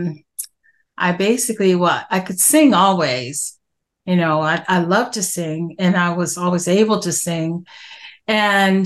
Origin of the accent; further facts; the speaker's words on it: Maryland, United States; moved away as an adult; also born or lived in Los Angeles; I'm actually from Maryland. So I'm back home.